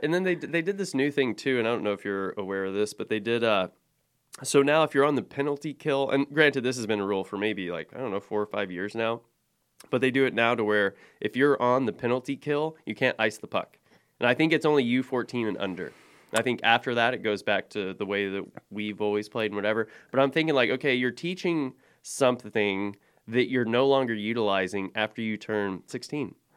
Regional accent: Oklahoma, United States; moved away; I grew up in Oklahoma

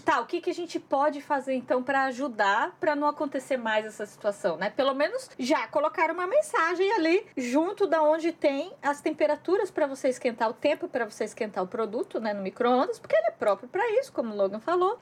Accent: Brazil; now in Japan; a gente cresceu no Brasil

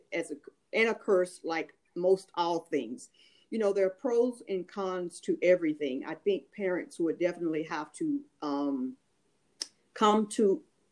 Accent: United States; I am an American

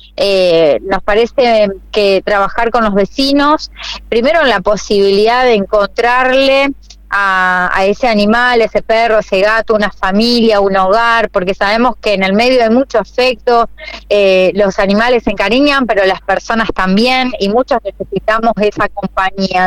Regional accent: Santa Fe, Argentina; yo nací, me crié y, y, realmente viví en esta ciudad siempre y quiero morir en la ciudad de Santa Fe

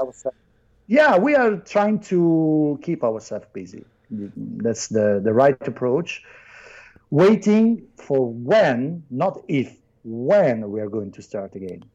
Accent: Naples, Campania, Italy; English is a second language; I'm not from Italy. I'm from Naples.

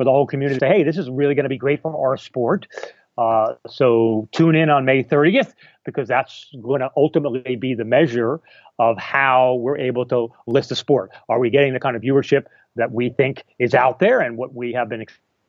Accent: United States; now in England, United Kingdom; I'm American. No. I'm American by birth. I'm married to a Canadian, and I live in England

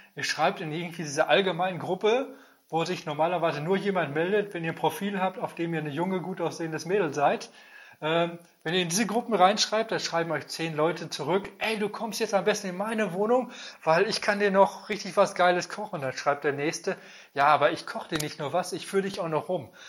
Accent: Germany; als Deutscher

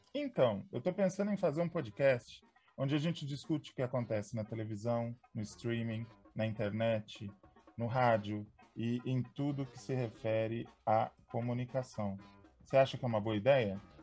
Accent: São Paulo, Brazil; eu me lembro quando eu era criança, eu morava em São Paulo

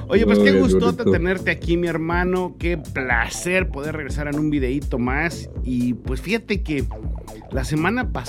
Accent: Mexico; nosotros le decimos viajas como mexicano

